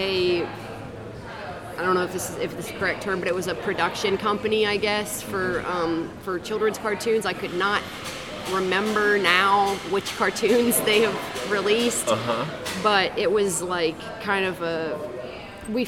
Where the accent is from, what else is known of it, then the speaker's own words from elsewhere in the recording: West Virginia, United States; now in Savannah, United States; I'm from West Virginia